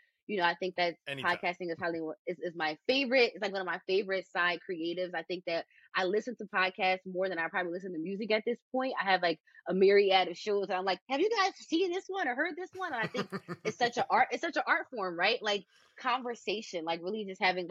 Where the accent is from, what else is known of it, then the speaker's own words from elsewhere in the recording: Philadelphia, Pennsylvania, United States; also born or lived in upstate New York / Vietnam; went very far away thinking I was never going to come back to Philadelphia